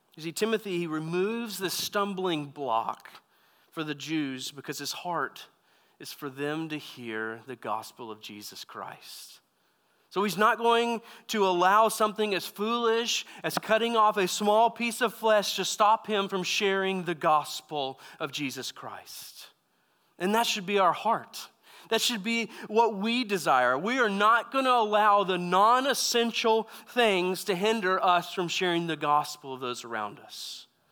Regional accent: Texas, United States; moved away as an adult; also born or lived in California; I grew up in Texas

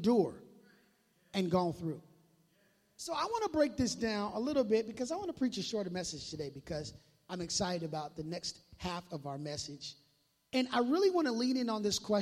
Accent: Minneapolis, Minnesota, United States; now in Tri-Cities, United States; I grew up in Minneapolis

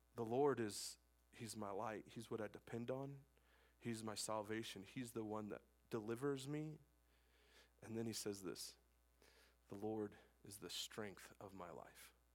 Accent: Wyoming, United States; I'm born and raised in Wyoming. I'm a Wyoming man

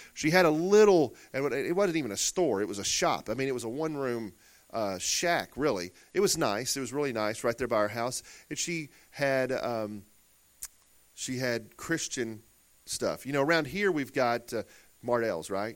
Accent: Murfreesboro, Arkansas, United States; Growing up in Murfreesboro, Arkansas, a little old town of sixteen hundred people or so

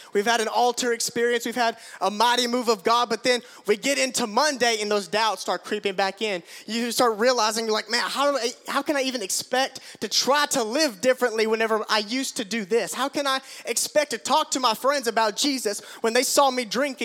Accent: Tigertown, United States; my house where we grew up in Tigertown

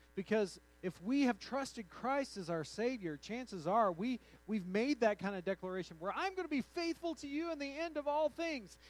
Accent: United States; also born or lived in New Mexico / Texas; now in Colorado, United States; I've spent uh, all of my formative years in New Mexico and Texas

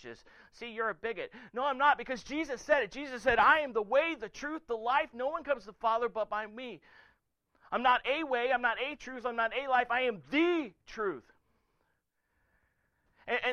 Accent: the South, United States; I was raised in the South by a West Virginia hillbilly

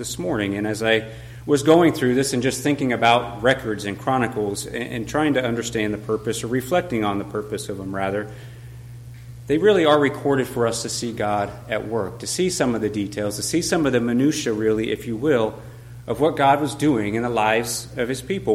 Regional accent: Colorado, United States; moved away; I'm from Colorado

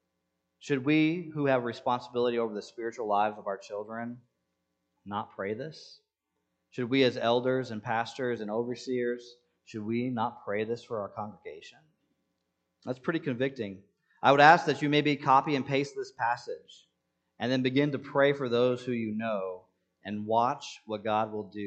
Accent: Senegal; English is a second language; Now, I grew up in Senegal, and people have attempted to dupe me before.

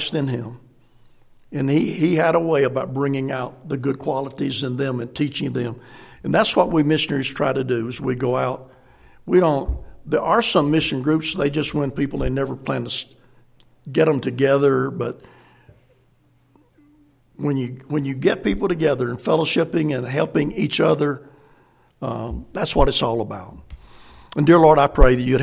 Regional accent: South Carolina, United States; moved away as an adult; also born or lived in Senegal; I'm a Marine from South Carolina with Tennessee Temple.

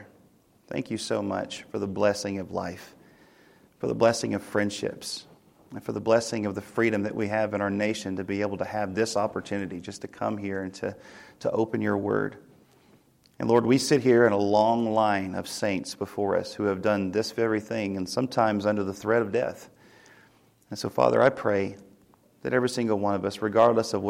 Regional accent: Tennessee, United States; moved away; we're from Tennessee

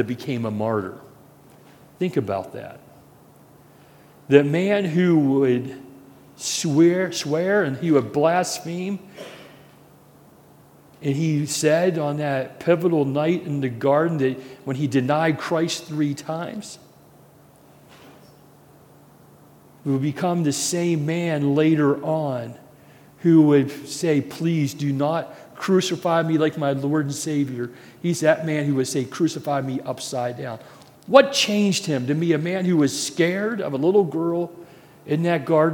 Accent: Wheeling, West Virginia, United States; I'm from Wheeling, West Virginia, and I live very close to I-70.

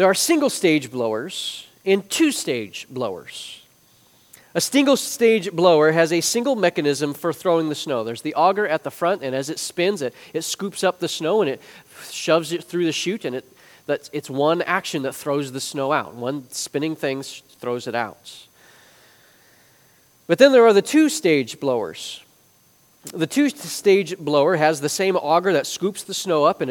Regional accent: Chicago, Illinois, United States; moved away; I grew up in the Chicagoland area

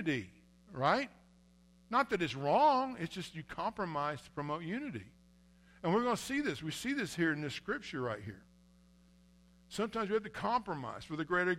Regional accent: United States; I'm an American

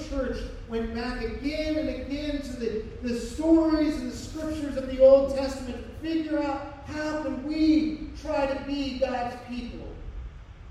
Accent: United States; as American Christians

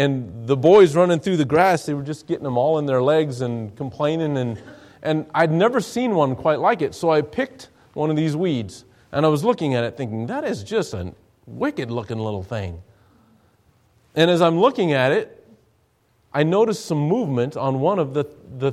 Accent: Douglas, Wyoming, United States; my hometown. The great big town of Douglas, Wyoming, 6,000 people in the middle of nowhere

